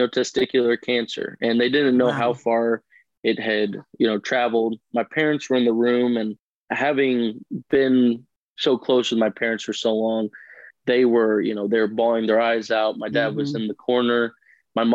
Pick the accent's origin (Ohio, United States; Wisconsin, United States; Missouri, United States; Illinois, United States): Illinois, United States; Southern; I'm from Southern Illinois. I've grown up on a farm my whole life